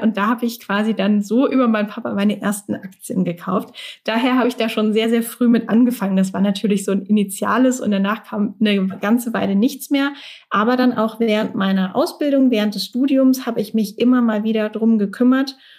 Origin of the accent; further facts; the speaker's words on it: Mannheim, Baden-Württemberg, Germany; in meiner Heimatstadt in Mannheim